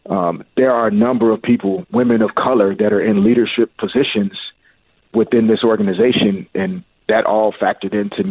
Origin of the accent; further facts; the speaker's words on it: Little Rock, Arkansas, United States; I grew up on great college basketball. I'm from Little Rock, Arkansas, so college basketball was really big for me.